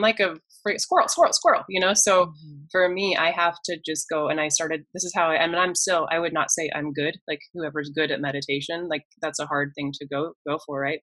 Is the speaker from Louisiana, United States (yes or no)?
no; Colorado, United States; growing up in Colorado my whole life